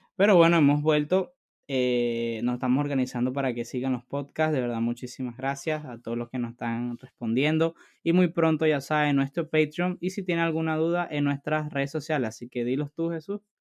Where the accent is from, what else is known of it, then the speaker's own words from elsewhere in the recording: Venezuela; moved away; en mi país natal, en Venezuela